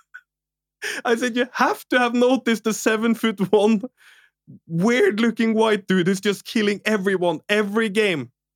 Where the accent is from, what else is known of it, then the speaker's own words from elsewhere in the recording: Norway; English is a second language; I'm Norwegian as well